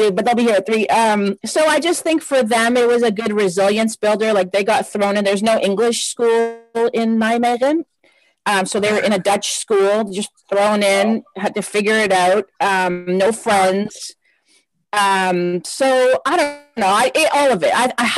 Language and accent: English; Windsor, Ontario, Canada; moved away as an adult; also born or lived in Lebanon / Australia / Netherlands; now in Toronto, Canada; So, I grew up in Windsor, Ontario, right across from Detroit.